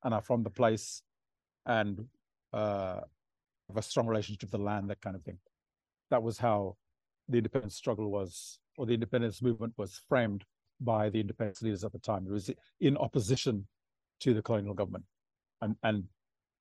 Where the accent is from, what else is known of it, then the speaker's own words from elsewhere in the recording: Port Vila, Shefa, Vanuatu; I grew up in Port Vila